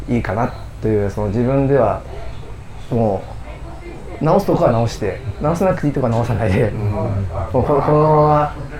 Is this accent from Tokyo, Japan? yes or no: yes; Tokyo, Japan; そうです 僕の出身の小学校に僕の息子も通ってます